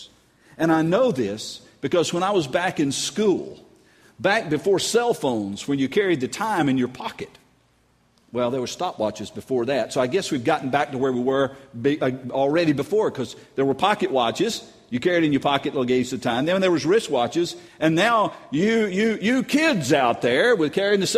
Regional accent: North Carolina, United States; now in Louisiana, United States; I'm from North Carolina

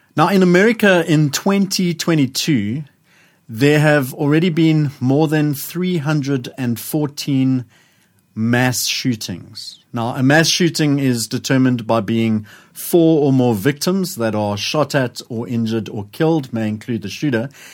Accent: Johannesburg, Gauteng, South Africa; I was growing up in Joburg

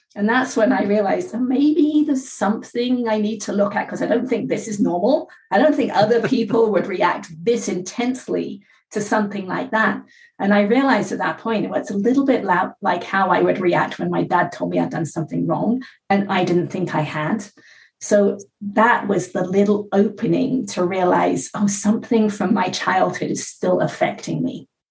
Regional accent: England, United Kingdom; now in California, United States; I live in California. I was born in England.

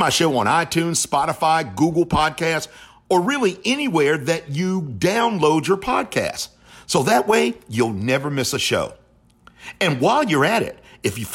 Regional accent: Charlotte, North Carolina, United States; I'm proud to have called Charlotte home

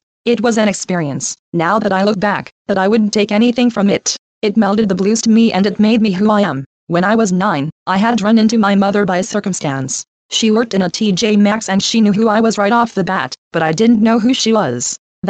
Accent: East St. Louis, Illinois, United States; born there; I was born in East St. Louis, Illinois, in 1980.

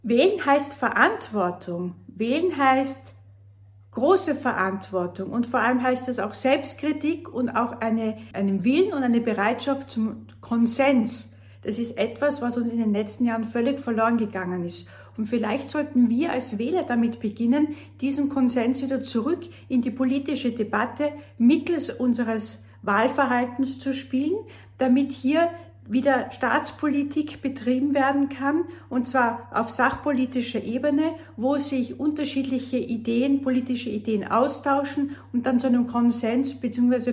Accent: Austria; bei uns in Österreich

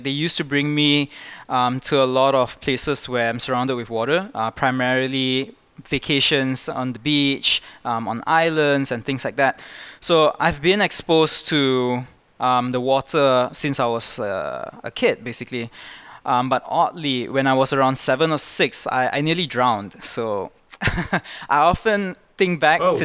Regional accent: Kuala Lumpur, Malaysia; I was born in Malaysia and I've lived here all my life

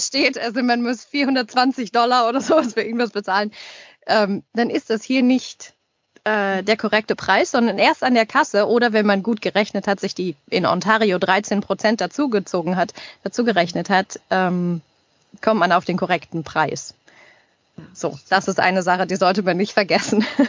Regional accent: Germany; moved away as an adult; also born or lived in Paris, France / Montreal, Canada; now in Toronto, Canada; als Deutsche im Ausland

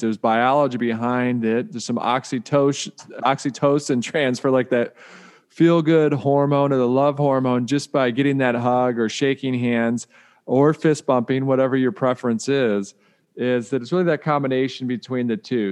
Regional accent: Detroit, Michigan, United States; I grew up in Detroit

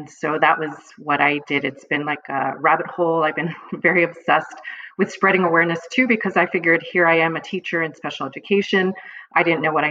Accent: Montreal, Quebec, Canada; I'm actually from Montreal, Quebec, Canada.

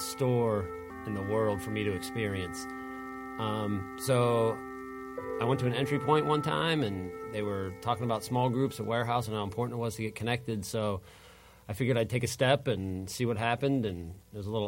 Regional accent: Pittsburgh, Pennsylvania, United States; moved away as an adult; now in Charlotte, United States; I grew up in Pittsburgh, Pennsylvania

